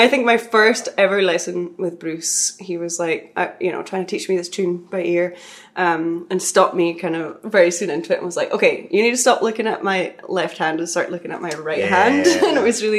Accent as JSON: {"language": "English", "area": "Orkney", "region": "Scotland", "country": "United Kingdom", "tie": "born or raised there", "moved": "yes", "said": "I grew up in Orkney, a group of islands in the north of Scotland"}